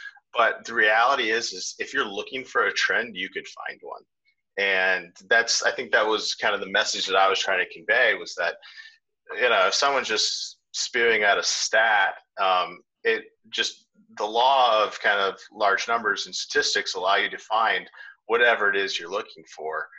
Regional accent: Chicago, Illinois, United States; I was born in Chicago, and I'm kind of a Chicago sports loyalist

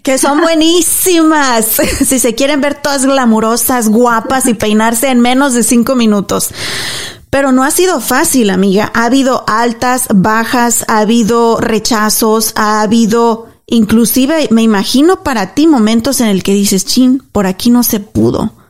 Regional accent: Mexico; now in United States; yo soy mexicana.

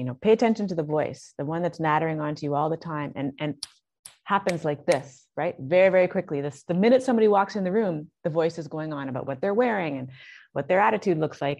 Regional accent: Canada; moved away as an adult; also born or lived in Toronto; now in Barbados; I'm Canadian. I'm in I'm in Barbados

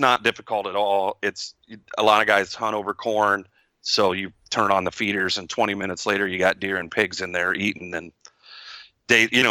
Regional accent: Texas, United States; I'm from Texas

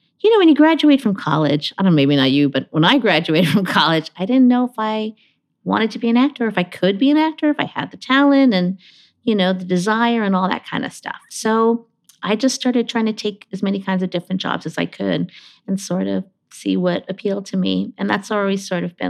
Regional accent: Honolulu, Hawaii, United States; I was born in Honolulu, Hawaii

